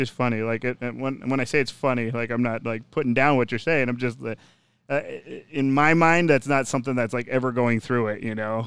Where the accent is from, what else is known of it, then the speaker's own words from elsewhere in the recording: Minnesota, United States; moved away; growing up in Minnesota